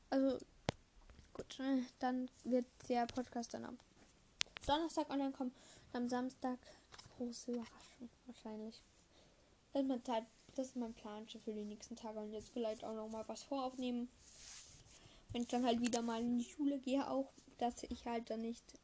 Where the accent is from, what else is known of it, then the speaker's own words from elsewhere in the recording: Eastern Austria, Austria; bei uns im Osten, in Österreich, haben wir wieder einen Lockdown.